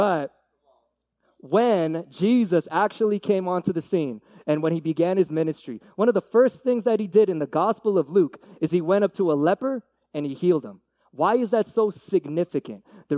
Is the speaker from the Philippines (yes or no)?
yes; Philippines; And I mean, for me, I'm Filipino, and my brother always says this, Filipino pride, dude.